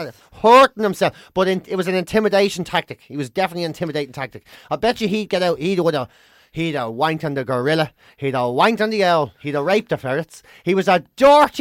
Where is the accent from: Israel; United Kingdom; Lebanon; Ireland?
Ireland; Dublin, Leinster; I grew up in Dublin. I never saw farm animals.